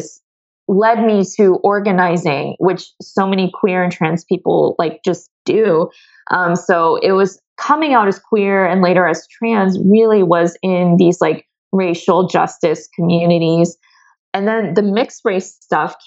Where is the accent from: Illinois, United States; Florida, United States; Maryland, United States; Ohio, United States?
Ohio, United States; moved away; also born or lived in Seattle; I grew up in the Midwest in Ohio